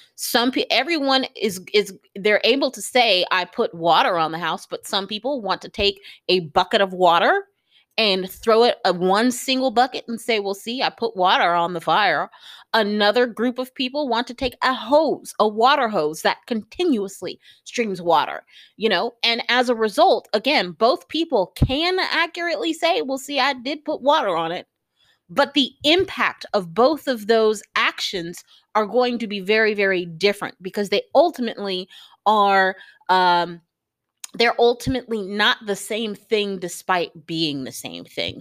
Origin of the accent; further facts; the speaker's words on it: United States; as an American